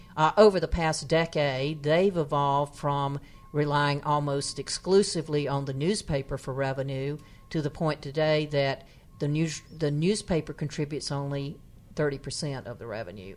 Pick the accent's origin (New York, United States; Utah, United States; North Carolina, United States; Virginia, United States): North Carolina, United States; my hometown, which is a s, in, in, happens to have the distinction of being the town in the poorest county in North Carolina